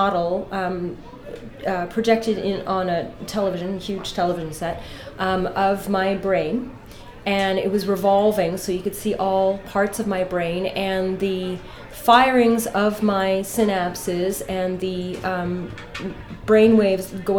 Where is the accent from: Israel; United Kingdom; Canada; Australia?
Canada; also born or lived in Ireland; now in Los Angeles, United States; I'm from Canada personally, by way of Ireland